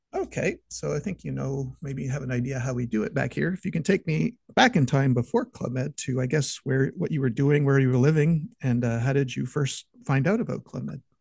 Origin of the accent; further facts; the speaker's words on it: Montreal, Quebec, Canada; I'm from Montreal